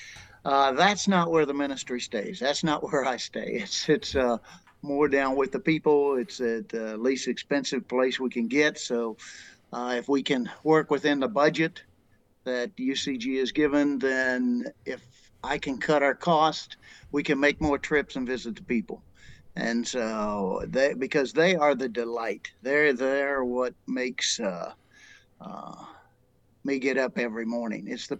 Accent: Tennessee, United States; Growing up in Tennessee, I didn't really have that many languages or people from various countries

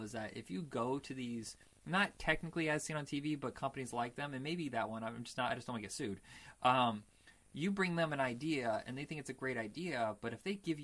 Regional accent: Indiana, United States; we grew up in Indiana

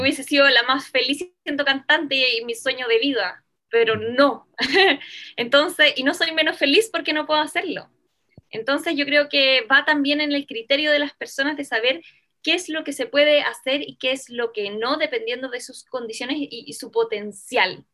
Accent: Chile; also born or lived in Venezuela

